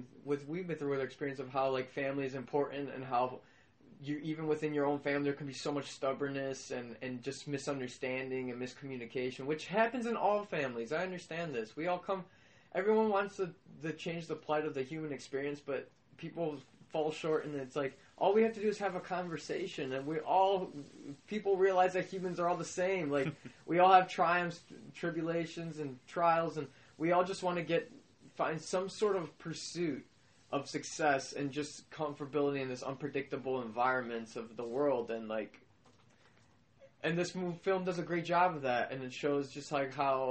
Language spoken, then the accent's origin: English; Chicago, Illinois, United States; we're from the South Side of Chicago